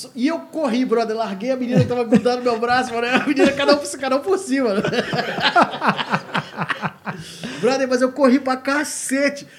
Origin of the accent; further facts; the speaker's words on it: Rio de Janeiro, Brazil; eu sou do Rio